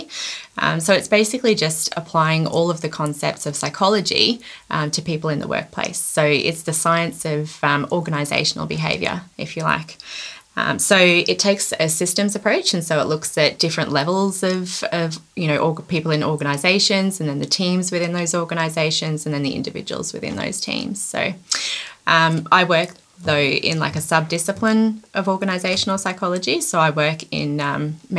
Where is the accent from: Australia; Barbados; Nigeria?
Australia; Byron Bay, New South Wales; I grew up near Byron Bay in Australia, which is it's on the north coast.